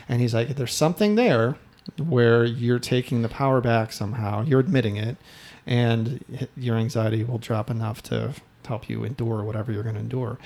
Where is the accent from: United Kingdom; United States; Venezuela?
United States; Midwest; I'm from the Midwest